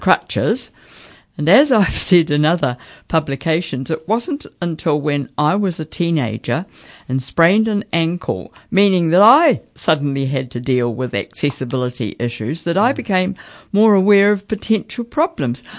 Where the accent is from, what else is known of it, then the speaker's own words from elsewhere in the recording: Central Hawke's Bay, New Zealand; growing up in Central Hawke's Bay